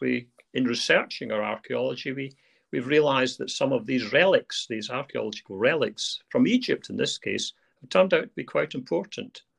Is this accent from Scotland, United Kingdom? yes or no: yes; Arbroath, Scotland, United Kingdom; I was brought up in Angus, so it was a home back to the the town, the Arbroath town where we were brought up